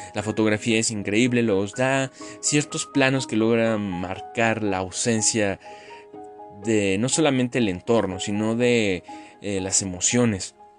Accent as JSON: {"language": "Spanish", "country": "Mexico"}